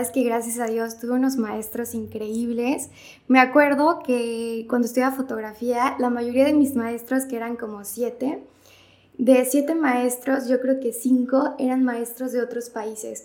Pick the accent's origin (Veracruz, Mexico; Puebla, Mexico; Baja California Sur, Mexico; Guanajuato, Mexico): Veracruz, Mexico; Martínez de la Torre; soy de Martínez de la Torre, aquí nací y estudié, estuve aquí desde la prepa y ya en la universidad me fui al puerto a estudiar